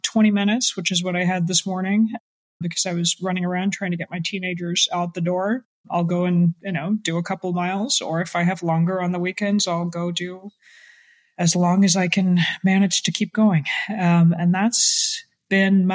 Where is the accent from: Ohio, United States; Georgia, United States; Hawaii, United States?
Georgia, United States; Atlanta; now in Washington, D.C., United States; I grew up mostly in Atlanta, which also gets quite sweaty